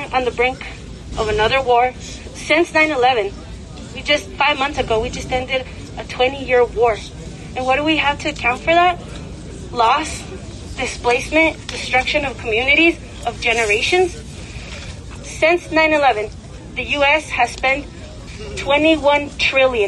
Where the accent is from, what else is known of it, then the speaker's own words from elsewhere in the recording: New Mexico, United States; I'm from New Mexico